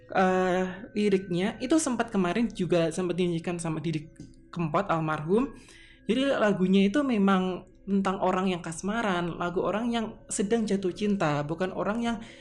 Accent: Tulungagung, East Java, Indonesia; asal saya ini memang asal Jawa asli yaitu Tulungagung

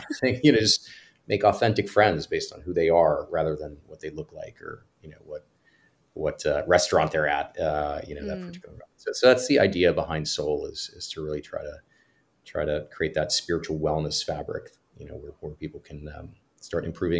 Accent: Cyprus; moved away; also born or lived in Greece; I grew up in, I was born in Greece, and I grew up on an island called Cyprus in the Eastern Mediterranean.

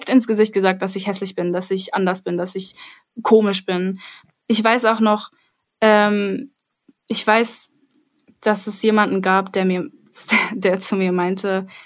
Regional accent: Armenia; dass ich sage, ich bin Armenierin und Leute sind so, ah ja, okay, ja, klar, kenne ich.

